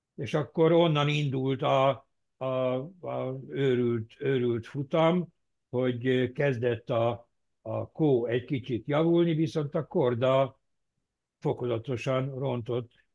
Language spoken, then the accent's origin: Hungarian; Germany; németként én